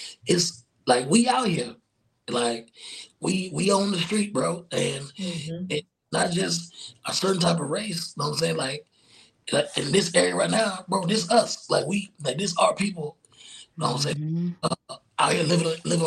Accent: South Georgia, United States; I grew up in South Georgia.

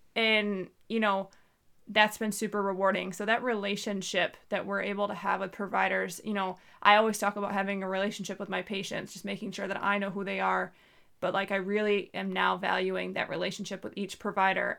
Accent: New York, United States; moved away as an adult; now in Southeast Alaska, United States; I'm from New York

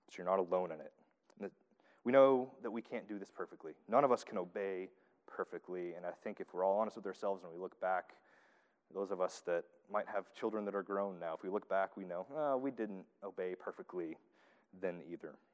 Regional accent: the South, United States; accent: southern; heirs, there's my southern accent coming out.

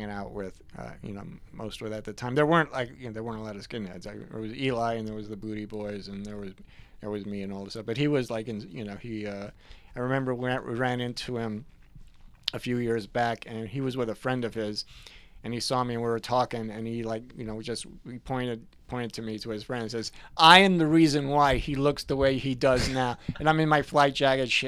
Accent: Perth Amboy, New Jersey, United States; also born or lived in Newark, New Jersey; now in New Brunswick, United States; went to high school in Perth Amboy

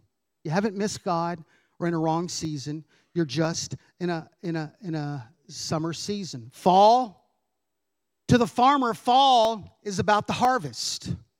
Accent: Kentucky, United States; We came from Kentucky. We were on the border of Indiana. Lots of farms.

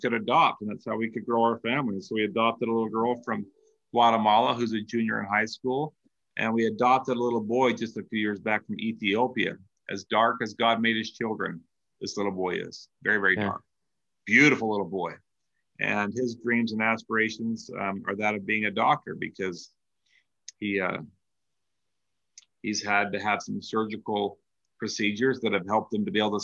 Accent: Salt Lake City, Utah, United States; I'm from Salt Lake, and we're all called by the same name

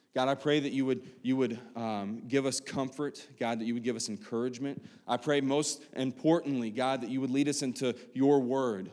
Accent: West Virginia, United States; moved away; back home in, in West Virginia, 'cause I'm from West Virginia.

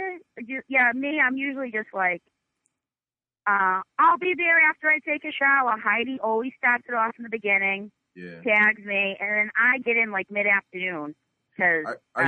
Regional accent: North Shore, Boston area, Massachusetts, United States; accent: Boston; Born and bred. I'm from the North Shore. Nashville. It's like 7 minutes from Boston.

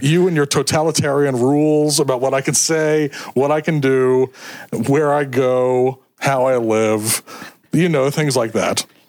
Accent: New York, United States; I'm a New Yorker. I'm a quarter Irish, quarter Dominican

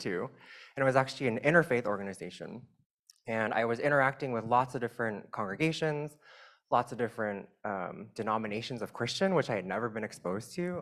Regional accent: Southern California, United States; I grew up in the Chinese immigrant evangelical church networks. There are huge networks of those in Southern California

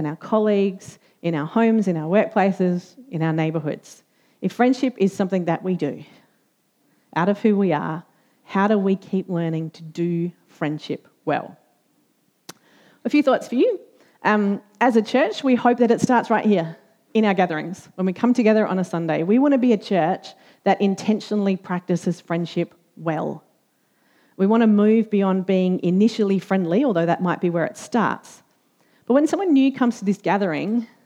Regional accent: Australia; as an Australian

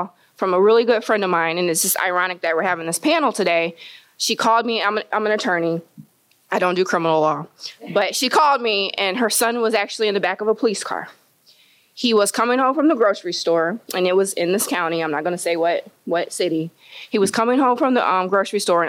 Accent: Kingsford Heights, Indiana, United States; I grew up in Kingsford Heights

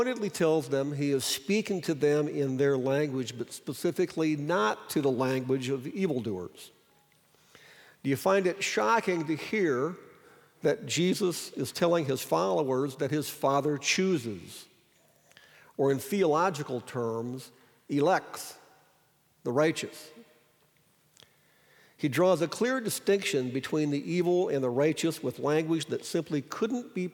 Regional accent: Sioux Falls, South Dakota, United States; I grew up in Sioux Falls

